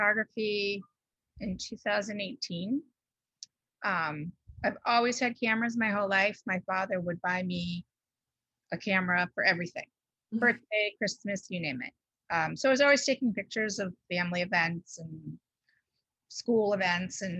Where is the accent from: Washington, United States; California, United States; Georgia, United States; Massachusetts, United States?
Massachusetts, United States; Bridgewater; moved away as an adult; also born or lived in Newton, Massachusetts; now in Rhode Island, United States; I grew up in Massachusetts, in southeastern Massachusetts, in Bridgewater.